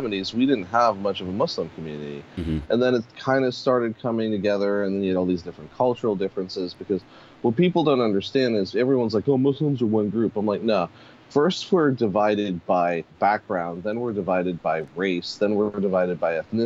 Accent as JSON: {"language": "English", "town": "Pittsburgh", "region": "Pennsylvania", "country": "United States", "tie": "born or raised there", "also_born_or_lived": "Harlem, New York City", "moved": "yes", "lives_now": "New York City, United States", "said": "I was born and raised in Pittsburgh"}